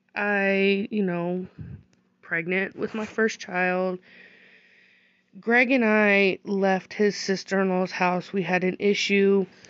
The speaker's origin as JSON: {"language": "English", "country": "United States", "tie": "born or raised there", "said": "I was born here in America"}